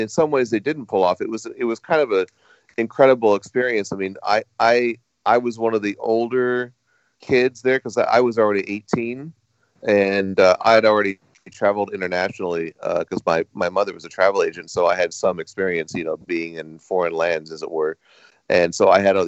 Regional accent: Anaheim, California, United States; I grew up in Anaheim near Disneyland

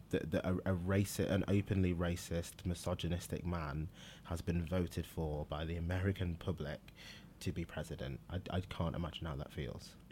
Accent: Manchester, North West England, United Kingdom; also born or lived in Liverpool / Nigeria; moved to Manchester, which I s, I do consider my hometown.

